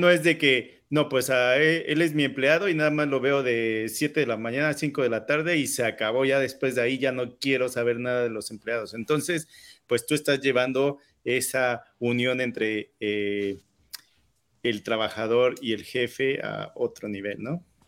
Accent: Mexico; moved away

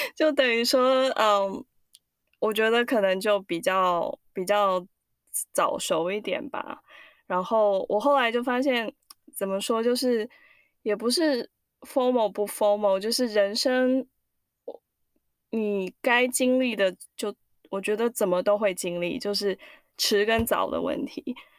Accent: Singapore; now in United States; 我是在新加坡长大的，可是我爸爸妈妈是，呃，在中，中，中国去的新加坡

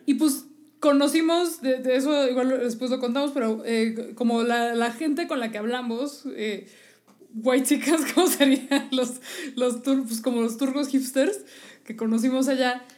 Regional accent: Mexico City, Mexico; somos chilangos

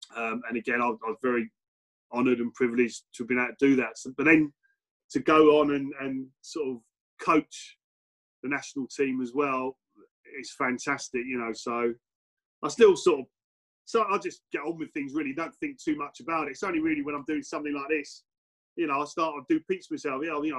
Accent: England, United Kingdom; born there; I wasn't born and bred in Wales, but all my family are from Cardiff. So literally every other person in my family as well. So I was the only one born in England.

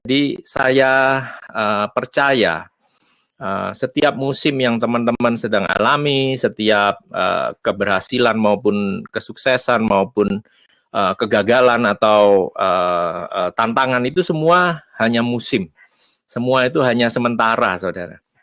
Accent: Surabaya, East Java, Indonesia; now in United States; uh, saya nggak apa-apa pulang ke Surabaya, saya asli Surabaya, tapi saya katakan sama Tuhan, kalau Tuhan memang punya rencana, saya ada di Amerika

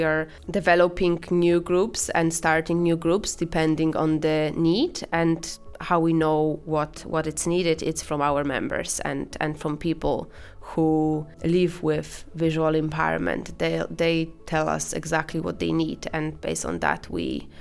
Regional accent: Poland; English is a second language; moved away as an adult; now in Ireland; I'm originally from Poland, as you can probably tell based on my accent

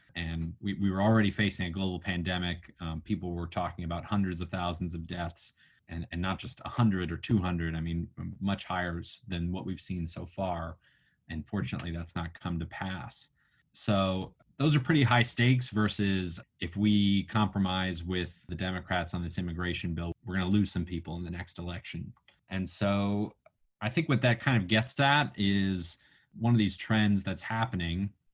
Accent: New Mexico, United States; moved away; also born or lived in Washington D.C.; my home state of New Mexico

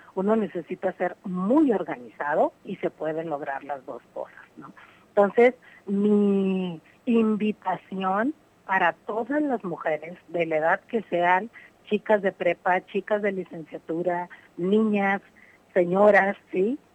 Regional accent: Mexico; como mujer y como mujer mexicana

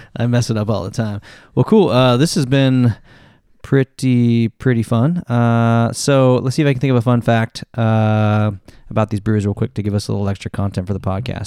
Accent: Longview, Washington, United States; moved away; Ashtown Brewing from my, my hometown brewery

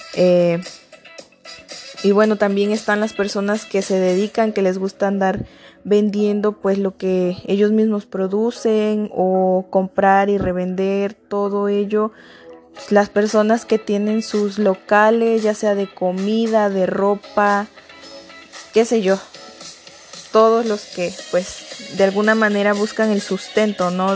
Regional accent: Mexico; nosotros como mexicanos

